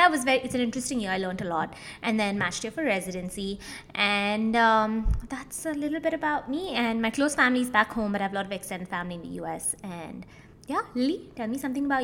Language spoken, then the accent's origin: English; Mumbai, Maharashtra, India; moved away as an adult; now in San Antonio, United States; I'm originally from Mumbai, India. I was born, raised, did medical school there.